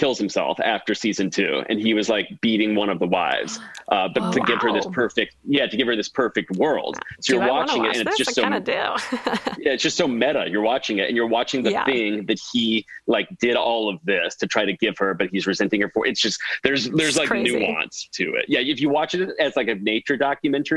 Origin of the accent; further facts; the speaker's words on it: the South, United States; I'm from the South